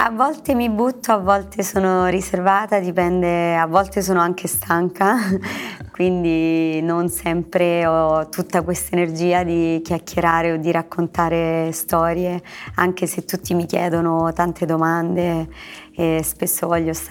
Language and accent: Italian; Anzio, Lazio, Italy; cucina romana perché sono di Anzio.